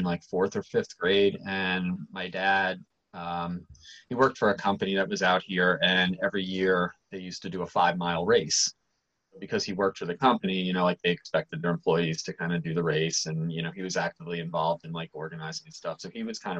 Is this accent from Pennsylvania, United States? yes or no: yes; Easton, Pennsylvania, United States; also born or lived in Mount Vernon, New York; My parents moved to Easton when I was like, two and a half